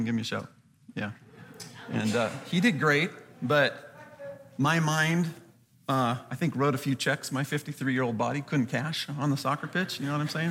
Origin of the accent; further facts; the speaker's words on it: Southern California, United States; I grew up in Southern California